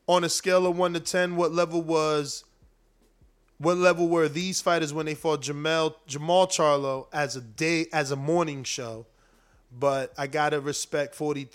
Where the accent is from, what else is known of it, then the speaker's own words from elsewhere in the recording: Newark, New Jersey, United States; also born or lived in South Florida; now in Florida, United States; I'm from Newark. I'm out here in Florida, and I'm in South Florida